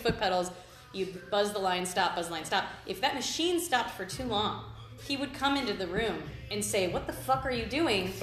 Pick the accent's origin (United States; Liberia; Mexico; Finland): United States; Cleveland, Ohio; now in Astoria, United States; I'm a tattooer from Cleveland, Ohio